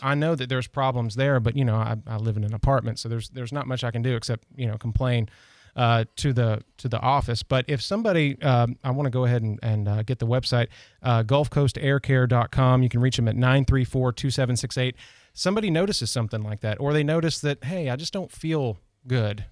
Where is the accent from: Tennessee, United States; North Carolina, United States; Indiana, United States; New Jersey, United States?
Tennessee, United States; near Nashville; moved away; I grew up in Na, uh, near Nashville